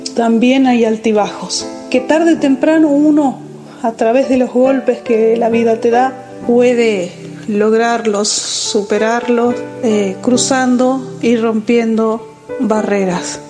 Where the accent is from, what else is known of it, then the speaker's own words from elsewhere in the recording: San Juan, Argentina; soy de Argentina, provincia de San Juan